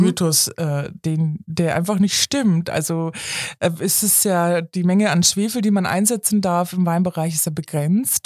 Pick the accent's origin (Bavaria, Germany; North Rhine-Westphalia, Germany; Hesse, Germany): Bavaria, Germany; Munich; ich komme zudem aus München